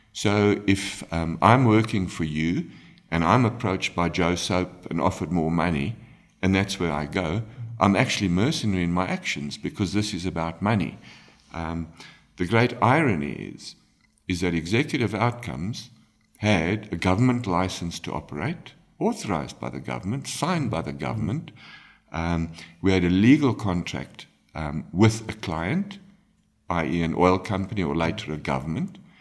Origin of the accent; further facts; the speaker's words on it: South Africa; we live in South Africa, we are ultimately Africans